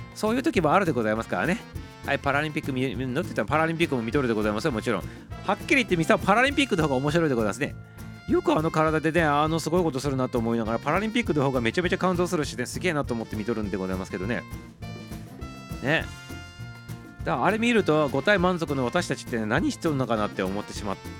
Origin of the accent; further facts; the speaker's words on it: Hokuriku, Japan; 北陸の出身でございます